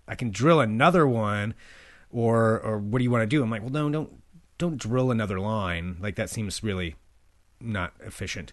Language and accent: English; near Albany, Oregon, United States; Albany, Oregon, was the big city for me growing up